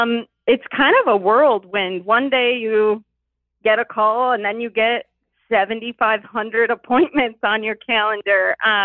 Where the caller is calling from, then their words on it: Chicago, Illinois, United States; I'm 27, and I am calling from the Chicagoland area.